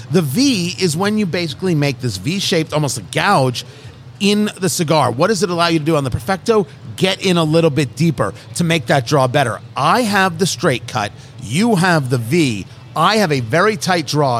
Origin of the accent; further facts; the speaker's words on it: New Jersey, United States; I grew up in Jersey